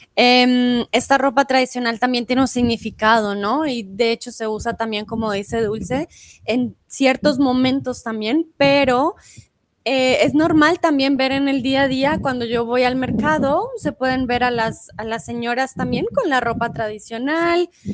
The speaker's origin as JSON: {"language": "Spanish", "region": "Bogotá", "country": "Colombia", "also_born_or_lived": "Mexico", "moved": "yes", "lives_now": "Germany", "said": "yo soy de Bogotá, en Colombia"}